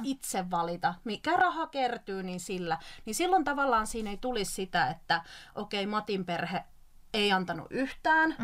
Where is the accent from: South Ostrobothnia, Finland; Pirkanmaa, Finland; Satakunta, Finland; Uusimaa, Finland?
South Ostrobothnia, Finland; Mä oon sieltä kotoisin